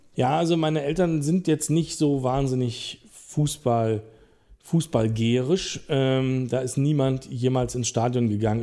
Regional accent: Rüdersdorf, Brandenburg, Germany; also born or lived in Berlin; ich äh, bin am Berliner Rand groß geworden

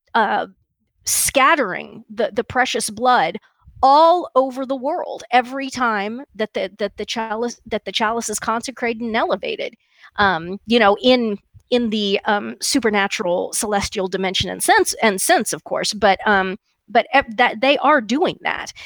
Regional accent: Kansas, United States; where I grew up in Kansas was, you know, almost completely Protestant

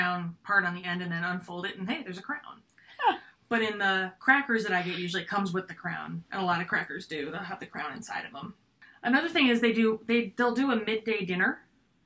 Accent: United States; we're American

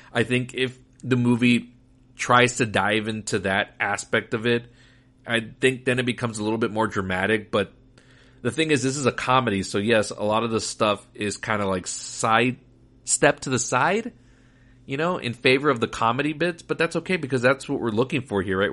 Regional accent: Laredo, Texas, United States; the theaters that we had growing up in Laredo, Texas

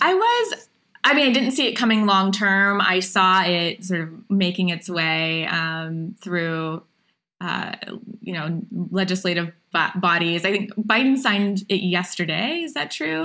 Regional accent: Appalachian Ohio, United States; I grew up in Appalachian, Ohio

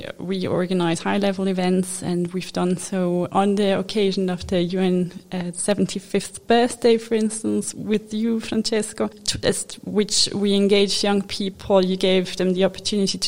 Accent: Zurich, Switzerland; also born or lived in Japan / Lucerne / Washington DC; now in Geneva, Switzerland; I was born in Japan, which is a bit exotic. I grew up in Zurich

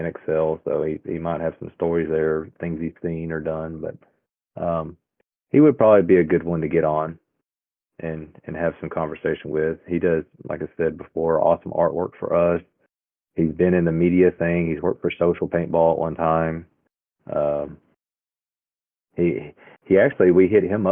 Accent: Texarkana, Texas, United States; I'm from Texarkana

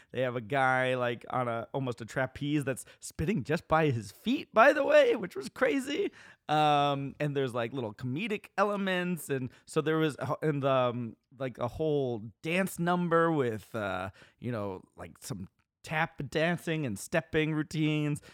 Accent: New York, United States; I was from New York

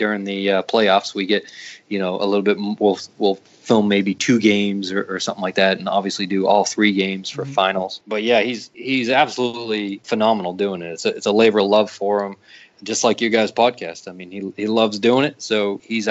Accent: Lowell, Massachusetts, United States; moved away as an adult; now in Raleigh, United States; I'm from Lowell, Massachusetts

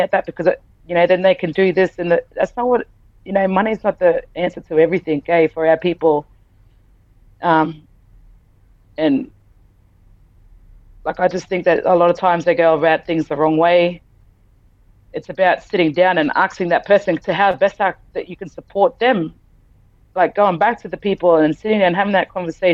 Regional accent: Townsville, Queensland, Australia; also born or lived in Rockhampton; I grew up in Townsville

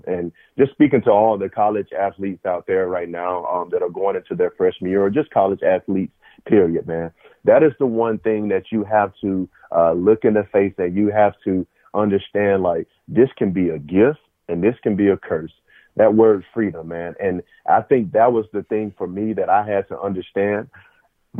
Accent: Phenix City, Alabama, United States; moved away as an adult; also born or lived in Ohio; I'm from Phenix City, Alabama, a small town

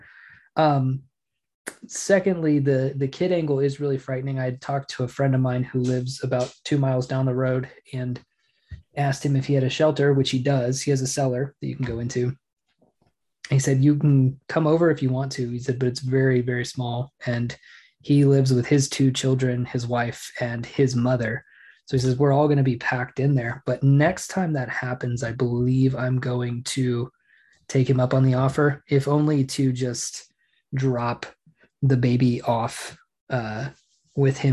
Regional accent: Oklahoma, United States; Growing up in Oklahoma

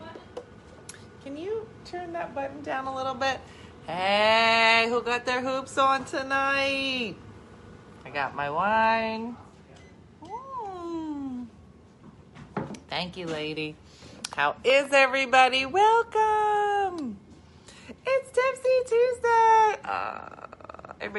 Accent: New Jersey, United States; I'm from Jersey.

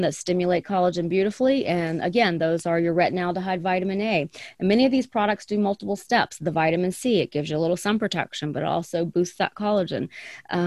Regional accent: the South, United States; now in Arizona, United States; I grew up in the South

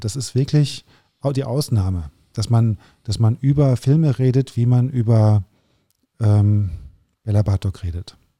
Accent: Germany; also born or lived in Paris, France; natürlich bin ich Deutscher und habe einfach auch viel Deutsches

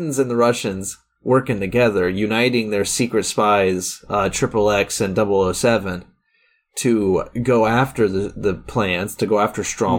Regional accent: United States; because I'm American.

